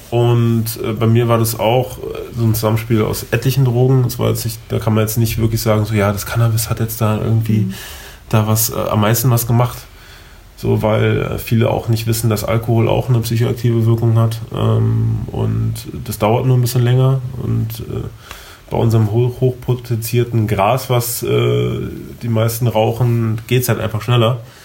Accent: Berlin, Germany; ich bin gebürtiger Berliner, ähm, bin auf, hier aufgewachsen, äh, geboren und aufgewachsen.

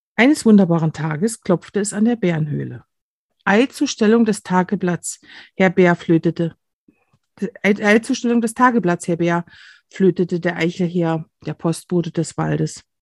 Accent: near Kamenz, Saxony, Germany; ich stamme aus der Nähe von, von Kamenz, das ist hier sieben Kilometer entfernt

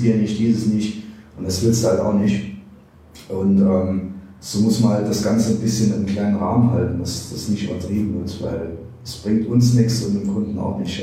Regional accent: Neunkirchen, Saarland, Germany; ich bin ja in Neunkirchen geboren, hier aufgewachsen

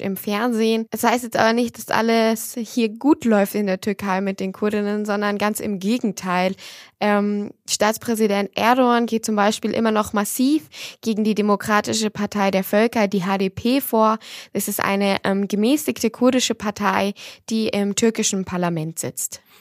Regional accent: Germany; als Deutsche, als Europäerin

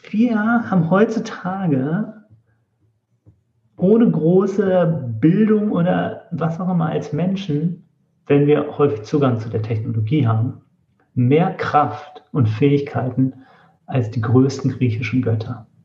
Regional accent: Northern Germany, Germany; und wir waren es als Norddeutsche. Ich habe mich gar nicht getraut, was zu sagen oder so. Ich dachte, ich klinge dann so fremd.

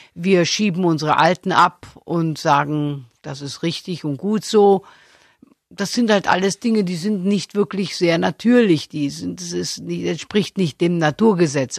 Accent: Stuttgart, Baden-Württemberg, Germany; Ich bin doch ein sehr sparsamer Mensch und da sehr, sehr schwäbisch. Ich bin ja auch in Stuttgart geboren

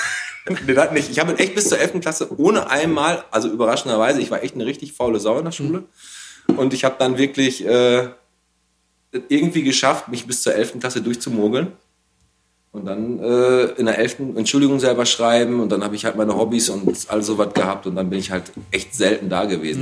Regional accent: Bottrop, North Rhine-Westphalia, Germany; ich bin in Fulmorg aufgewachsen

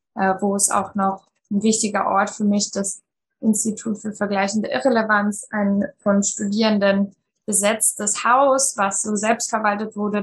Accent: East Germany, Germany; moved away as an adult; also born or lived in Frankfurt am Main; ich bin äh, in der DDR noch geboren und dann in Ostdeutschland aufgewachsen

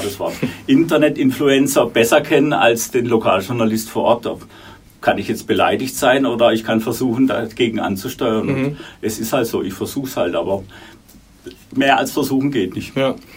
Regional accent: Baden-Württemberg, Germany; moved away as an adult; also born or lived in Munich; Abitur in, Würden, in meiner Heimat in Württemberg

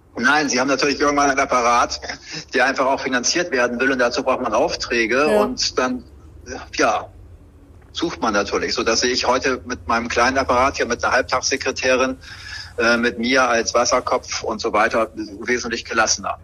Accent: Bremen, Germany; gebürtig in Bremen, in vierter Generation

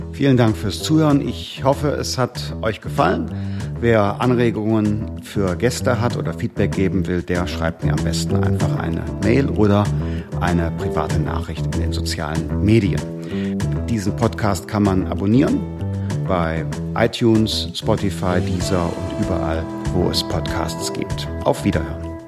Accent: Germany; Ich komme nicht aus Sachsen, sondern aus dem Rheinland

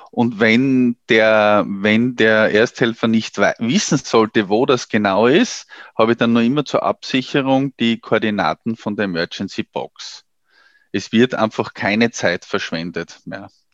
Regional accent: Austria; bei uns in Österreich

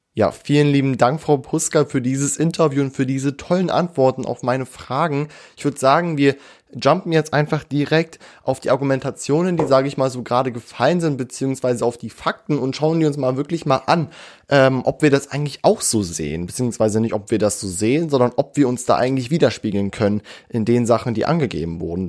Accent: Göttingen, Lower Saxony, Germany; born or raised there

